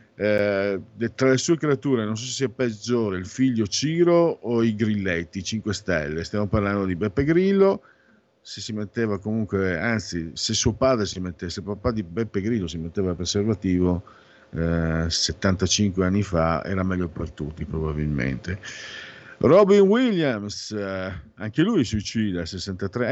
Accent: Friuli-Venezia Giulia, Italy; vengo a Friuli, Friuli Veneto

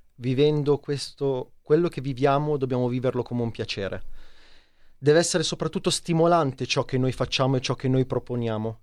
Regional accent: Casorate Primo, Lombardy, Italy; Io sono di Casorate Primo, provincia di Milano, molto esterna, periferica

